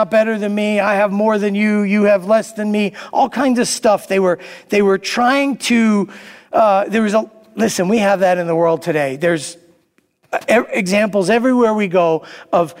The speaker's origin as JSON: {"language": "English", "town": "New York City", "region": "New York", "country": "United States", "tie": "born or raised there", "said": "I grew up in Brooklyn"}